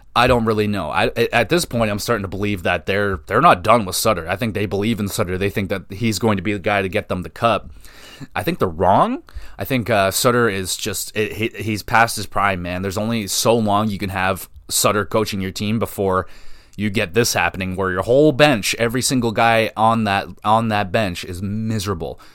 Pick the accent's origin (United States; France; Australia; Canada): Canada; I'm a Canadian